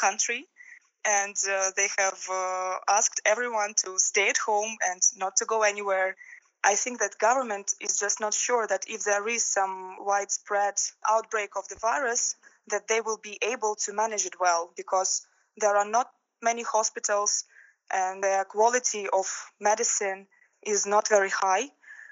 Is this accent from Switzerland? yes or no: no; Russia; moved away; I'm from Russia